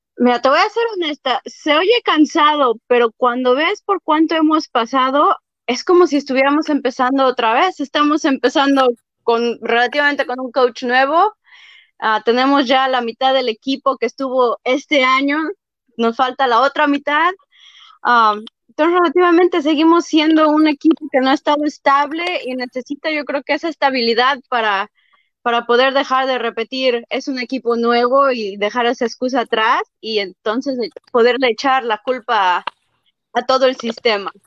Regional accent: Mexico City, Mexico; De la Ciudad de México, del Distrito Federal.

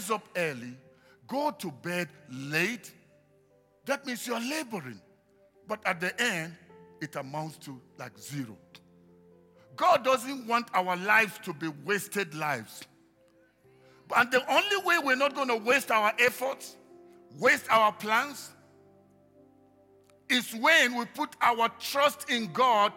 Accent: Nigeria; moved away; I come originally from Nigeria

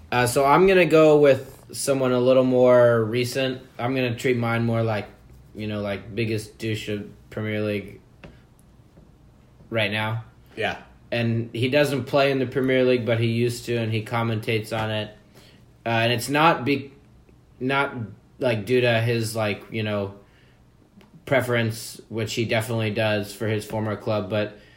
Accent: Perth, Western Australia, Australia; That's Australian. I'm from Perth

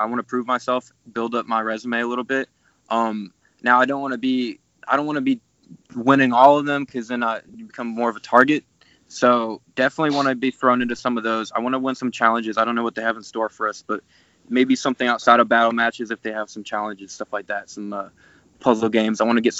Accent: Calgary, Alberta, Canada; I'm from Calgary, Alberta. I'm 27 years old

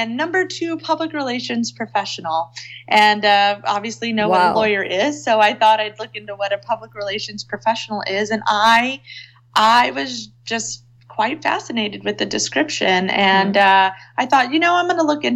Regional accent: Texas, United States; now in Seattle, United States; I live in Seattle now, but I was born and raised in Texas

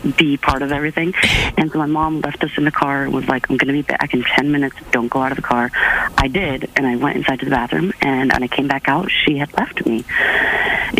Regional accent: Miami Beach, Florida, United States; moved away; I'm actually from Miami Beach originally

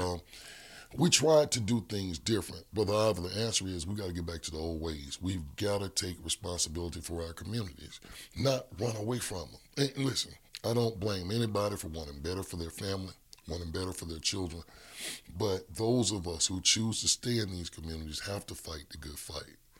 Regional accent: Birmingham, Alabama, United States; I grew up in the Hillman, Hillman Estate community of Birmingham

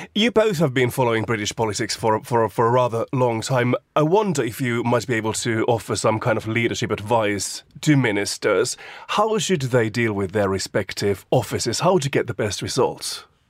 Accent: Finland; moved away; my home country of Finland

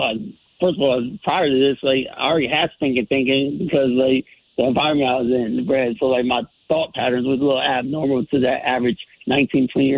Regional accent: Bridgeport, Connecticut, United States; I grew up in Bridgeport, and early years, like, I'm from Black Rock, Western area, by way of P.T. Barnum Housing Projects

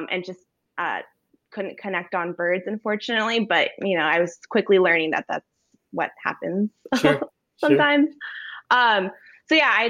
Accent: Los Angeles, California, United States; moved away as an adult; now in Alaska, United States; I grew up in like Los Angeles area in Southern California

